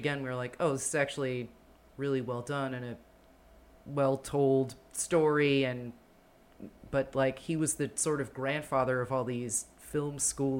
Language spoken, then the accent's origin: English; New Jersey, United States; growing up in Jersey